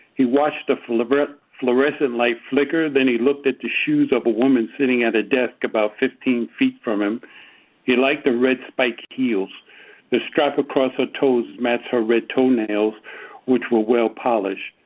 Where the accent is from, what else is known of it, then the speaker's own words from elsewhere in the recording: New York City, New York, United States; moved away; growing up in New York City